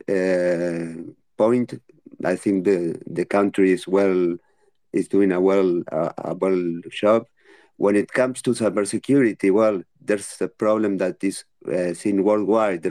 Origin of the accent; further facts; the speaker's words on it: Uruguay; I am from Uruguay.